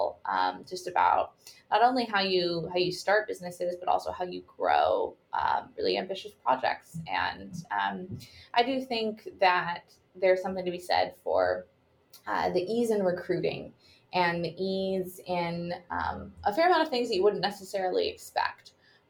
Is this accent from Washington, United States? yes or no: yes; Seattle, Washington, United States; So I grew up in Washington, in Seattle, Washington.